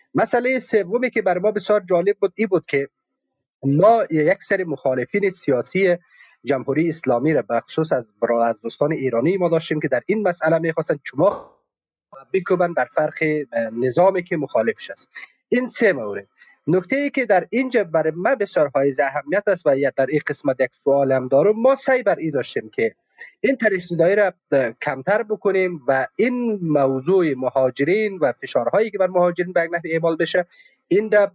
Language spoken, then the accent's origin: Persian; Afghanistan; من افغانستانی هستم افغان هستم